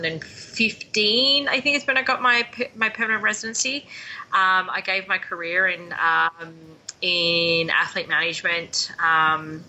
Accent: Melbourne, Victoria, Australia; moved away as an adult; also born or lived in Banff, Canada / Lake Louise, Canada; now in Calgary, Canada; I come from Melbourne, Australia, so the most southern tip of the mainland.

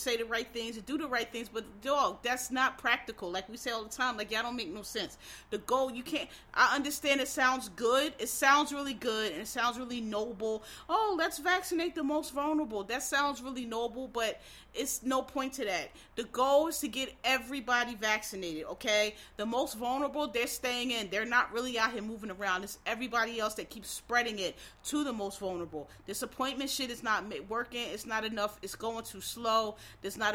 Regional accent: United States; We are black people in America of African descent. That's what that American part comes from. We're American. Our ancestry is here.

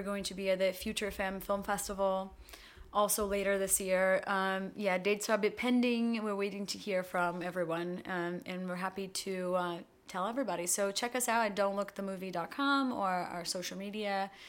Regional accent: Brazil; now in United States; we growing up in Brazil before the internet, everything came to us about 10 years later.

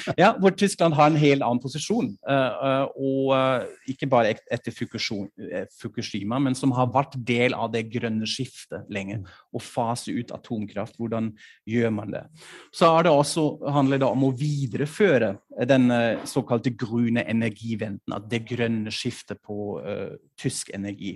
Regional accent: Norway; now in Germany; hjemlandet mitt

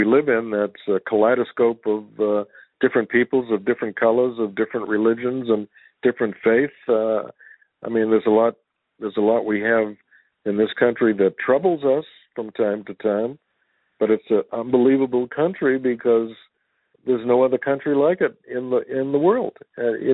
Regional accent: United States; and I'm an American

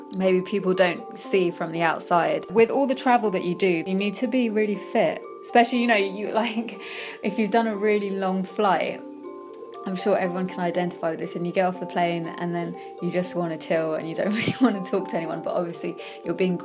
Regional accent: London, United Kingdom; I'm a Londoner born and bred

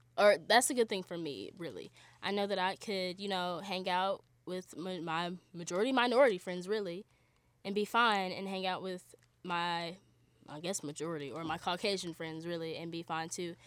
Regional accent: Charlotte, North Carolina, United States; moved away as an adult; I'm from Charlotte, North Carolina.

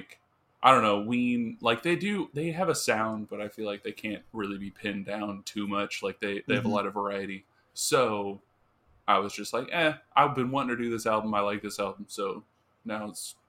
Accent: United States; Yeah, but I'm American

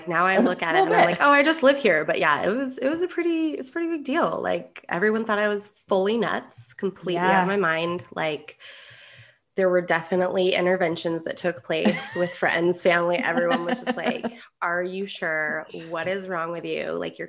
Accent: Sparks, Nevada, United States; moved away as an adult; now in Spain; I am from Sparks, Nevada.

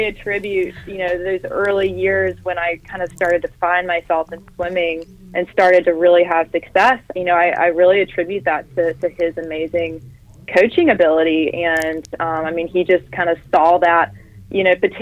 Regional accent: Greenville, North Carolina, United States; growing up in Greenville, you know, you're an hour and a half from Atlantic Beach

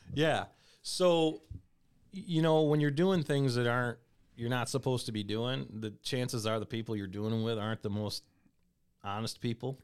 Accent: Comstock, Michigan, United States; also born or lived in Kalamazoo, Michigan; grew up in a town called Comstock High School

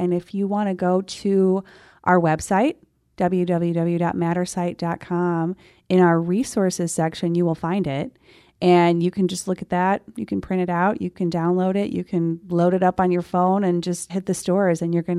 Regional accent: Scotland, United Kingdom; bragging about the fact that I am a Scottish

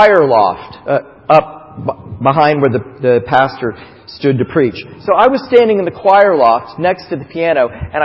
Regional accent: Titusville, Florida, United States; moved away; also born or lived in Rochester, New York; both of us were born and raised in Titusville

